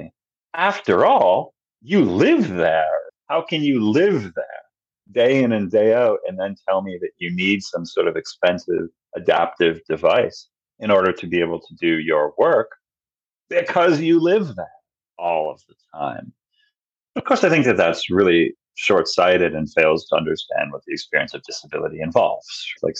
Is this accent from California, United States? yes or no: no; New York, United States; New York, my home state